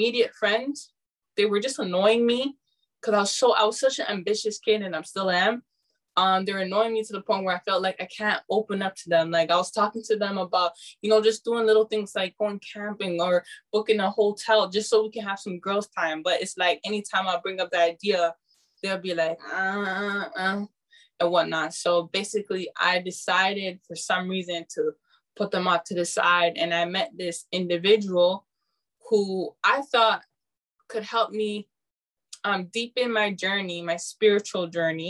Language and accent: English; Canada; my parents are Ghanaian, so I'm Ghanaian, but I'm born in Canada.